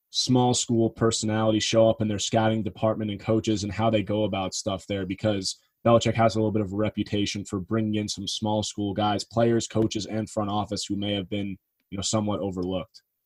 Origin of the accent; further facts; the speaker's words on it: New York area, United States; I'm from the New York area